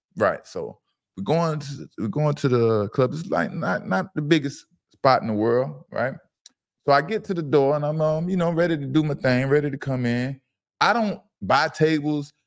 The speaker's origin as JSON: {"language": "English", "town": "Fort Lauderdale", "region": "Florida", "country": "United States", "said": "I'm from Fort Lauderdale, Broward County"}